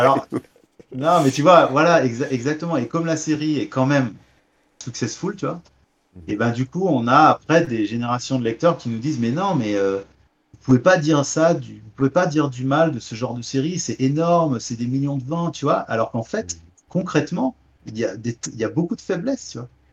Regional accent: Beaujolais, near Lyon, Auvergne-Rhône-Alpes, France; je suis un, petit campagnard, hein. je viens euh, du Beaujolais euh, à côté de Lyon, euh, les champs, les vignes

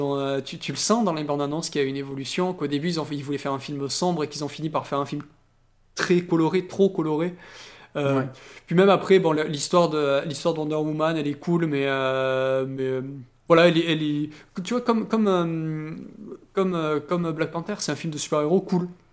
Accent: France; chez nous en France

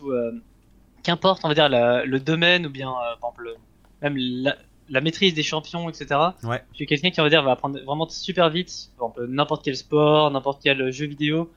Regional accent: Geneva, Switzerland; moved away as an adult; now in Lyon, France; je suis né en Suisse et je suis resté, on va dire, pendant 18 ans en Suisse

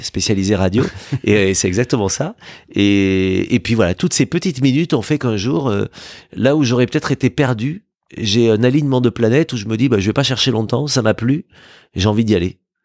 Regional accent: Villefranche-de-Rouergue, Occitania, France; moved away as an adult; l'état civil me ramène dans la douce et belle ville de Villefranche de Rouergue, dans l'Aveyron, euh, dans laquelle j'ai grandi jusqu'à 18 ans.

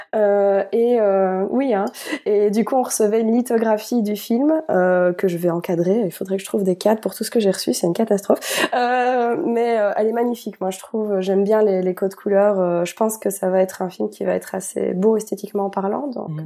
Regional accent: Belgium; en tant que Belges

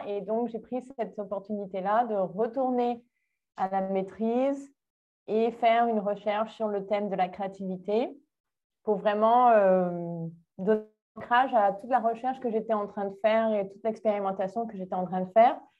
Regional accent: Menton, Provence-Alpes-Côte d'Azur, France; moved away as an adult; also born or lived in Nice / England / South Africa / Montreal; now in Brazil; je suis née en France à la, à la base. Je suis née dans le sud.

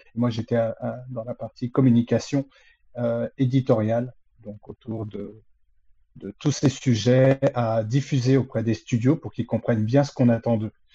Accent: Créteil, Île-de-France, France; je suis de la région parisienne. Euh, donc, euh, je suis, euh, je suis même christolien, euh, donc, euh, de la ville de Créteil à l'origine

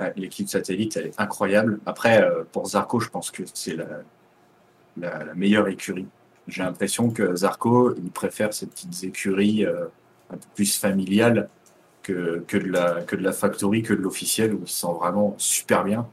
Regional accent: France; on est français

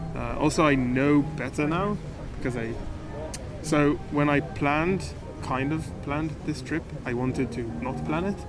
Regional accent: Israel; I'm from Israel

